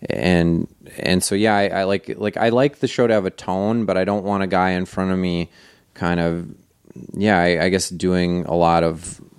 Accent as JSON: {"language": "English", "region": "Wisconsin", "country": "United States", "said": "I'm from Wisconsin uh, and if you don't know, that's an American Indian word that means mm, teeter tots."}